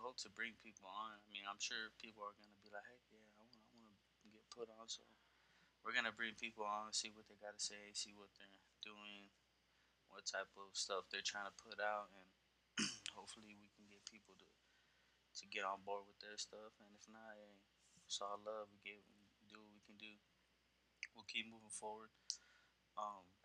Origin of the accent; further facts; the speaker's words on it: San Antonio, Texas, United States; I'm from Texas, from San Antonio, the South Side